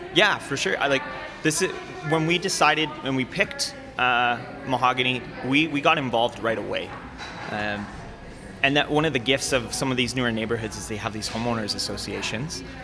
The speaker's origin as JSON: {"language": "English", "town": "Calgary", "region": "Alberta", "country": "Canada", "tie": "born or raised there", "said": "I grew up in North Calgary and seldom came south"}